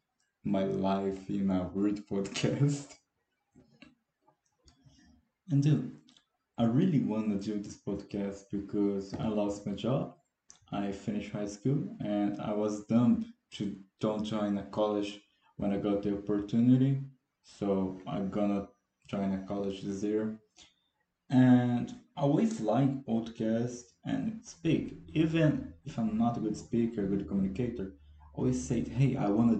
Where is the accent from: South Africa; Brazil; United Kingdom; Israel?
Brazil; first language Portuguese; English is a second language